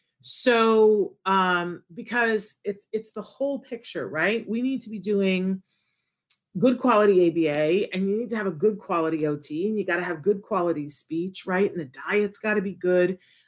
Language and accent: English; Puerto Rico; born there; I was born in Puerto Rico and I very much want to go to Puerto Rico